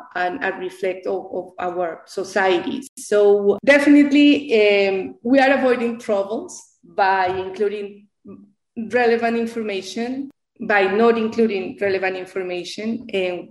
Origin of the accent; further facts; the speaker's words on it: Colombia; English is a second language; now in United States; I was born in Colombia originally